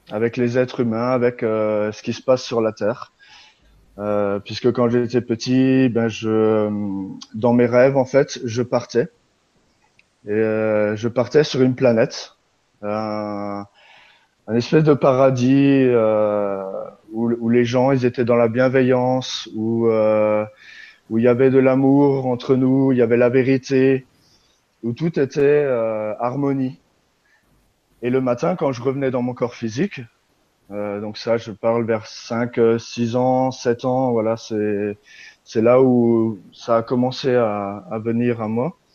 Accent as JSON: {"language": "French", "region": "Grand Est", "country": "France", "said": "j'y suis allé en Alsace, puisque je suis originaire d'Alsace"}